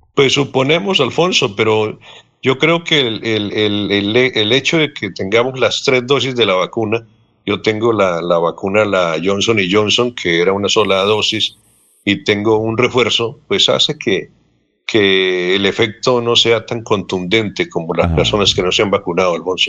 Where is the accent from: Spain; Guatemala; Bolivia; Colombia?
Colombia; Contratación, Santander; municipio de eh, Contratación, mi tierra, mi pueblo